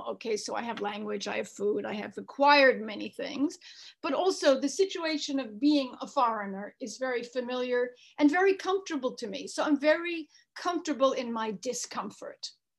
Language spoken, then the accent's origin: English; New York, United States; now in Rome, Italy; I grew up in New York. Am I a New Yorker or a Romana?